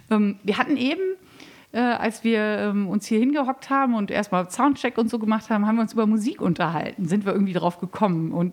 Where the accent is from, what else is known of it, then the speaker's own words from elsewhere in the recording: Münster, North Rhine-Westphalia, Germany; ich komme aus Münster, wohnte in der Innenstadt